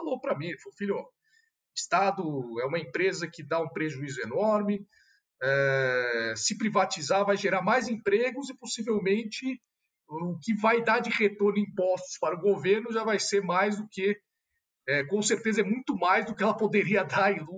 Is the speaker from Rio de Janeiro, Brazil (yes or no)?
no; São Paulo, Brazil; Eu sou de São Paulo, capital mesmo, né? Tenho 35 anos. Como você mencionou, sou formado em direito pelo Mackenzie. Uh, estudei a vida inteira em São Paulo também.